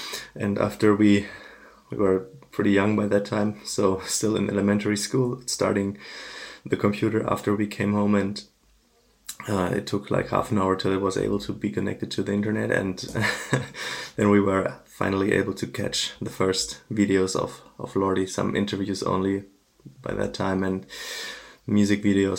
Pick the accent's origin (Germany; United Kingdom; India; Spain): Germany; Frankfurt, Hesse; I'm from Germany, Frankfurt area